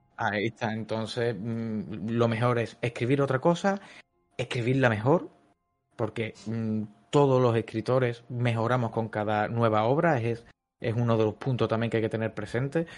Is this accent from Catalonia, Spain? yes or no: no; Cádiz, Andalusia, Spain; en la ciudad de Cádiz, que es una ciudad de aquí del sur de España, que es de donde soy yo